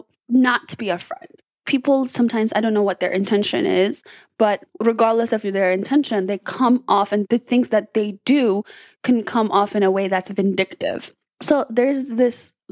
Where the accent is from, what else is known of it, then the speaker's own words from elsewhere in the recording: Blaine, Minnesota, United States; also born or lived in Addis Ababa, Ethiopia; I grew up in Addis, but I also grew up here. And I grew up in Blaine